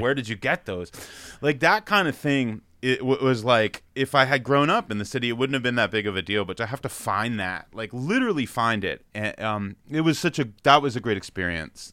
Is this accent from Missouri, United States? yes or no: no; Freehold, New Jersey, United States; also born or lived in New York City; I grew up in New Jersey about an hour in between New York